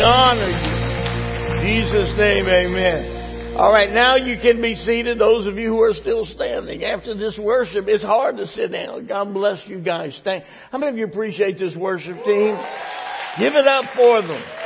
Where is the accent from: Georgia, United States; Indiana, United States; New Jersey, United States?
New Jersey, United States; I'm from New Jersey